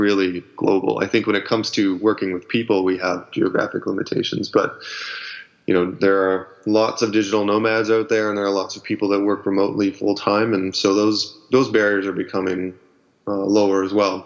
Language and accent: English; Ottawa, Ontario, Canada; moved away as an adult; now in Vancouver, Canada; I was born in Ottawa, and I moved out to Vancouver in 2006